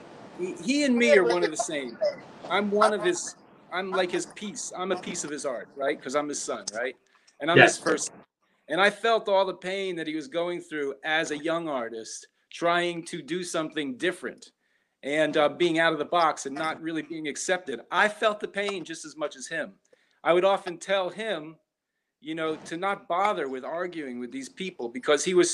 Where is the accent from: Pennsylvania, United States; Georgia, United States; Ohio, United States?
Pennsylvania, United States; Philadelphia; born and raised right here on South Street, Philadelphia